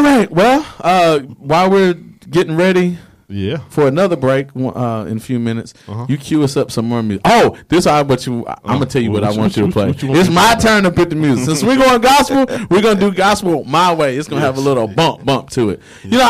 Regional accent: Nashville, Tennessee, United States; now in Pensacola, United States; I'm from Nashville, Tennessee

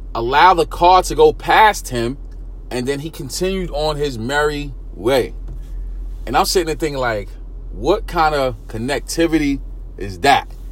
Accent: New York City, New York, United States; born or raised there

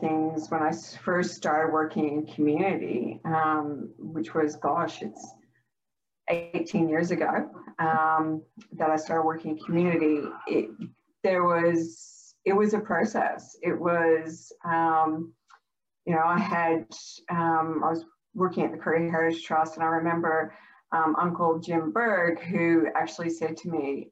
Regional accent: Canada; now in Australia; I grew up in Canada.

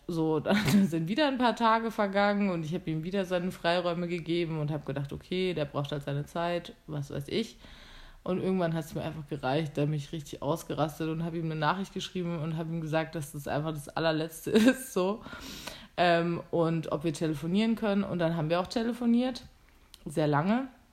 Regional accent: Germany; now in Vienna, Austria; ich da ein Jobangebot hatte vom Landratsamt in meiner Heimat

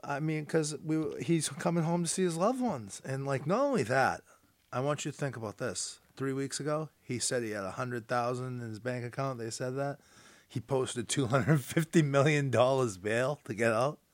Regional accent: North Shore, Massachusetts, United States; I'm from the North Shore

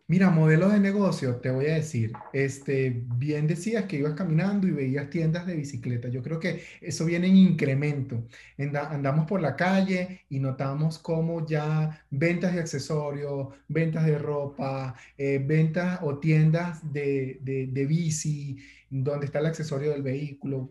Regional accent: Venezuela; como venezolano

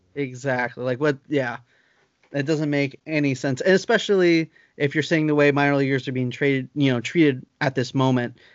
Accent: Lancaster, California, United States; my hometown in Lancaster

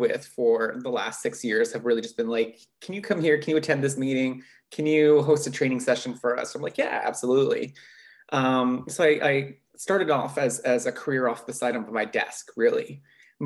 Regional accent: Katzie First Nation, Barnston Island, Fraser River, British Columbia, Canada; So that's where I grew up was on my little First Nation community called Catesy on a little tiny island called Barnston Island in the middle of the Fraser River

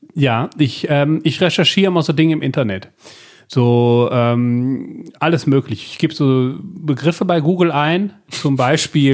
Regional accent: Belgium; ich bin Belgier

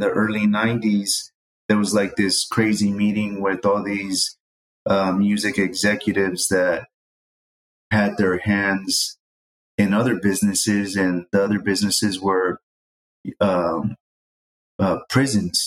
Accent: San Jose, California, United States; growing up in the East Side in San Jose

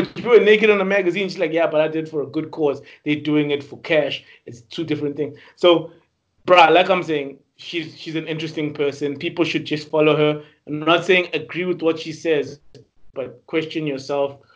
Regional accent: South Africa; as South African men, as South African men

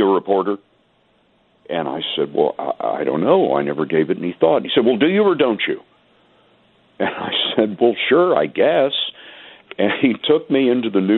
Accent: Lubbock, Texas, United States; also born or lived in San Antonio, Texas; I was born in San Antonio, and as you mentioned, I grew up in Lubbock

